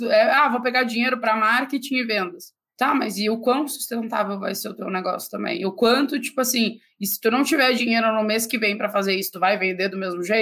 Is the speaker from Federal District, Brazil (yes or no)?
no; São Paulo, Brazil; Eu, eu, eu, eu sou de São Paulo.